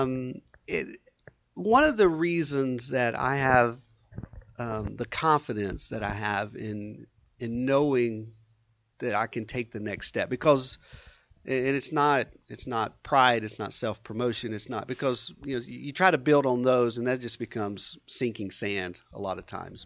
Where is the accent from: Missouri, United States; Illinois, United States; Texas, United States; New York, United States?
Texas, United States; Southeast; also born or lived in San Antonio, Texas; I grew up in Southeast Texas, so I'm, um, Texas through and through.